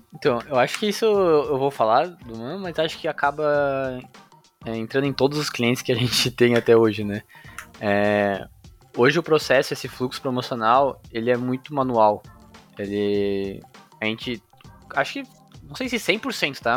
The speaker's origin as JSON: {"language": "Portuguese", "town": "Florianópolis", "region": "Santa Catarina", "country": "Brazil", "tie": "born or raised there", "also_born_or_lived": "São Paulo", "said": "eu sou natural de São Paulo. É, vim para Florianópolis aqui, bem pequena. Então moro em Floripa"}